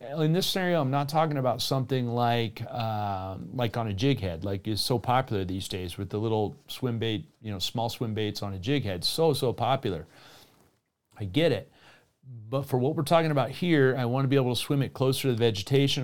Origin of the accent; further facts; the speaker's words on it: Colorado, United States; in my hometown, there are little bass ponds here and there